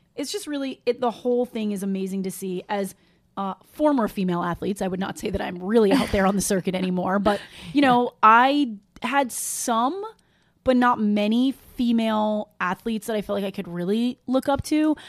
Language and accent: English; New York, United States; I'm from New York